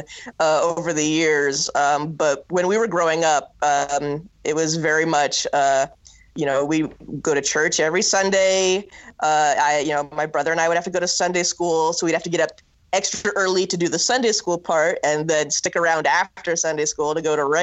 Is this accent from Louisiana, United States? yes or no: no; Norfolk, Nebraska, United States; I grew up in Norfolk, Nebraska.